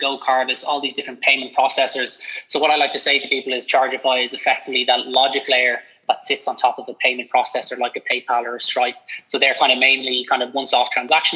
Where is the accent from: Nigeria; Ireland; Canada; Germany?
Ireland; Dublin, Leinster; I am a Dublin native. I'm from Dublin